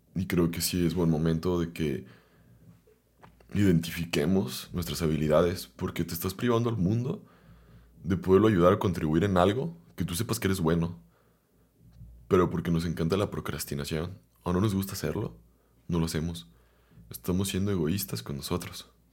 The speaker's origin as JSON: {"language": "Spanish", "town": "Guadalajara", "region": "Jalisco", "country": "Mexico", "tie": "born or raised there", "said": "vengo de Guadalajara"}